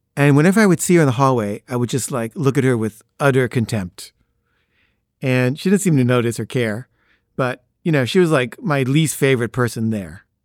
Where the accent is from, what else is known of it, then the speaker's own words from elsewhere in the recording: Los Angeles, California, United States; "Where'd you grow up?" And I say, "L A."